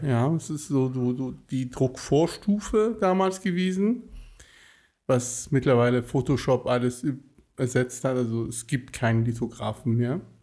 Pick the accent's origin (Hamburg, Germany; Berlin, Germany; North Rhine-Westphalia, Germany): North Rhine-Westphalia, Germany; Cologne; also born or lived in Tehran, Iran; now in Bonn, Germany; bin mit acht Jahren nach Köln gekommen